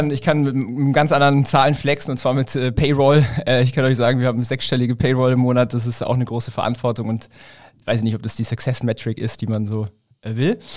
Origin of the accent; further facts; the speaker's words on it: Ulm, Baden-Württemberg, Germany; ich komme halt aus der Ulmer Gegend. Ja, Ulm mhm. ist so zwischen München und Stuttgart.